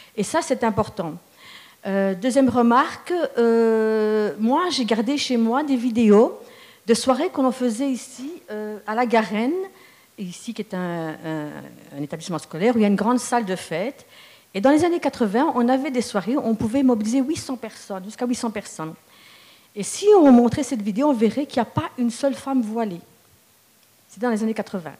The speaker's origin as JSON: {"language": "French", "town": "Charleroi", "region": "Wallonia", "country": "Belgium", "tie": "born or raised there", "said": "je suis carolo de naissance, je suis née dans une famille d'origine marocaine"}